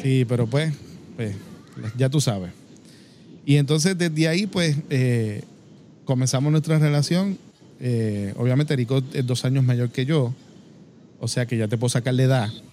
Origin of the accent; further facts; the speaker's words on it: Cidra, Puerto Rico; also born or lived in Caguas, Puerto Rico; mi familia es de Sidra. Eh, campo al fin, sabes, nos mudamos eventualmente